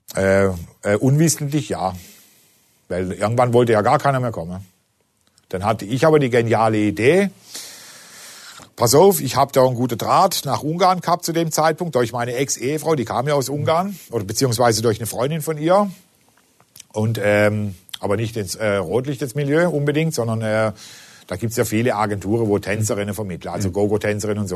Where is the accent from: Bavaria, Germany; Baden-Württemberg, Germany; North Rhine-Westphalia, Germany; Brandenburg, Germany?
Baden-Württemberg, Germany; Singen; Ich komme ja aus Singen, das ist ja unmittelbar in der Nähe